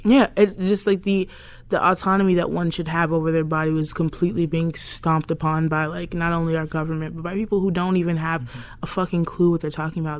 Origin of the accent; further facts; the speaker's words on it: Alabama, United States; growing up in Alabama